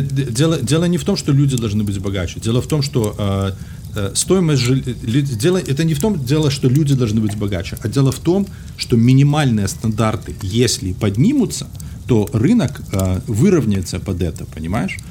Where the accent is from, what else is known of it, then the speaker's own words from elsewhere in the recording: Belarus; moved away as an adult; now in United States; уеду из Беларуси, буду жить в Америке